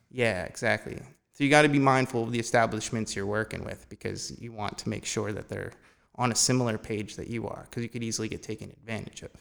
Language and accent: English; Phillipsburg, New Jersey, United States; now in Easton, United States; I've been in the Lehigh Valley pretty much my whole life. I grew up in Phillipsburg.